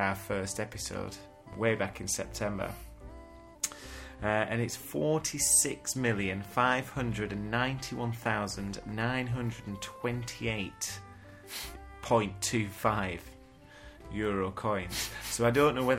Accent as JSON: {"language": "English", "region": "England", "country": "United Kingdom", "said": "I'm English"}